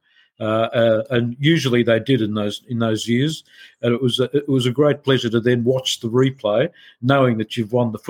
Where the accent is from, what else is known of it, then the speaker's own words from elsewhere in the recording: Egypt; also born or lived in Milan, Italy; now in Australia; I'm a 5'2" tall Egyptian-born Sicilian-Australian